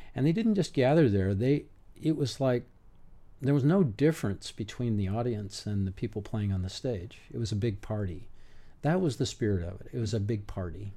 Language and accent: English; Berkeley, California, United States; I was born in Berkeley